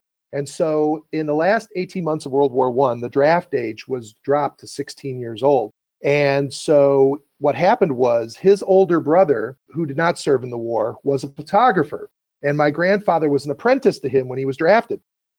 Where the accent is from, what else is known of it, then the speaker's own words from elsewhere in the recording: Chicago, Illinois, United States; I grew up in Chicago with my grandfather.